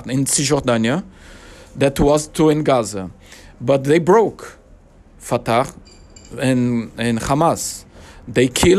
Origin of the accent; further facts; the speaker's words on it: Brazil; English is a second language; moved away as an adult; also born or lived in Israel; I was born in Brazil.